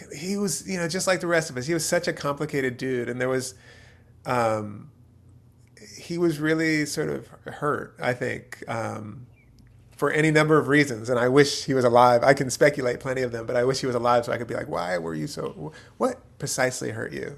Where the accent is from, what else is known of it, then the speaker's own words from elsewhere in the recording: outside of Philadelphia, Pennsylvania, United States; also born or lived in Youngstown, Ohio; I was born in Youngstown. My dad's from Youngstown. I grew up outside of Philadelphia.